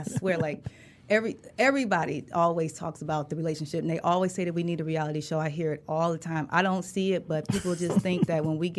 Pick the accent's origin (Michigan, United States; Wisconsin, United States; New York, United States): Michigan, United States; Detroit; moved away; also born or lived in Los Angeles; West side. Joy Road, Evergreen.